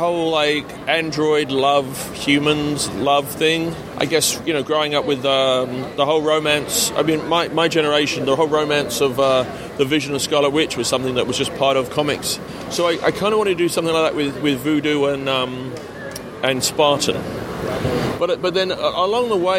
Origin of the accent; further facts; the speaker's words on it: London, United Kingdom; also born or lived in Australia; I'm English and I was born in London, I spent 4 years in Australia when I was a boy